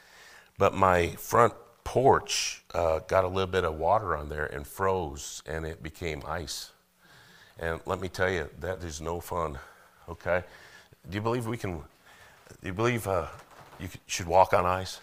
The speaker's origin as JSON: {"language": "English", "region": "Colorado", "country": "United States", "moved": "yes", "lives_now": "Missouri, United States", "said": "I'm from Colorado"}